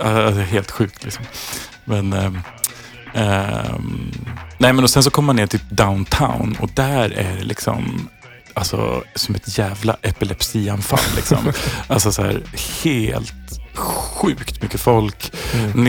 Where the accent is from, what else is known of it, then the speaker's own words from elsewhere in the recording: Sweden; Vädret var alltså så här som svensk liksom slutet på april, maj